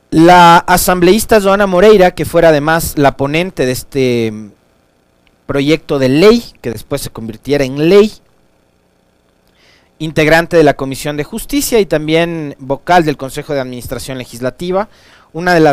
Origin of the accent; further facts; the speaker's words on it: Quito, Pichincha, Ecuador; also born or lived in Bolívar; Sin ser quiteño, como dice mi cédula, habiendo vivido 40 de los 40 años de mi vida en esta ciudad, habiéndome criado acá, estudiado acá, vivido los 40 años de mi vida aquí, amo esta ciudad como propia. Amo Quito.